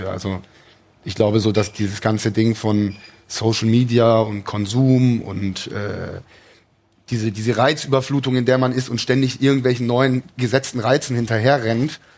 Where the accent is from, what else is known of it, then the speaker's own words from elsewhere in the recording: Cologne, North Rhine-Westphalia, Germany; bin nach Hause nach Köln gezogen, also wieder in meine Heimatstadt Köln gezogen